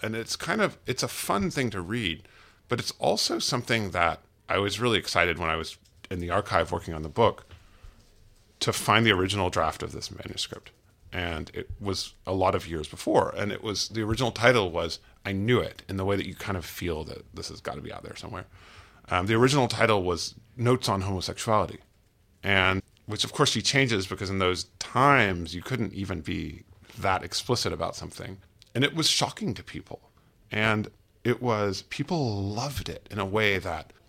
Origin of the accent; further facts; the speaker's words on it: United States; as an American